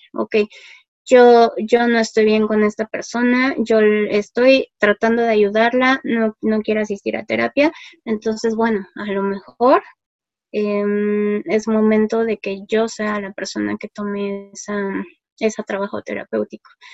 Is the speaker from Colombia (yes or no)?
no; Mexico; somos los mexicanos